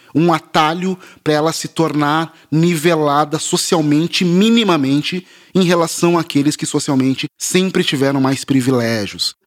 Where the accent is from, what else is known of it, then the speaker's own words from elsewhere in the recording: Porto Alegre, Rio Grande do Sul, Brazil; now in São Paulo, Brazil; eu sou de Porto Alegre, moro em São Paulo agora, mas eu cresci em Porto Alegre.